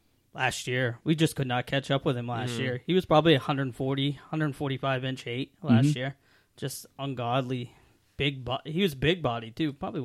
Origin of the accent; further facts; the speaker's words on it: Virginia, United States; now in New Hampshire, United States; Because that's where I'm from. I'm from Virginia.